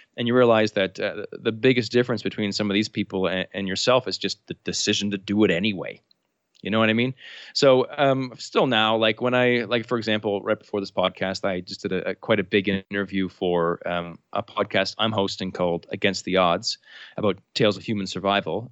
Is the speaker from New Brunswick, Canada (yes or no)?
yes; New Brunswick, Canada; I'm Canadian, uh, from the province of New Brunswick, which is right above Maine in, in Canada.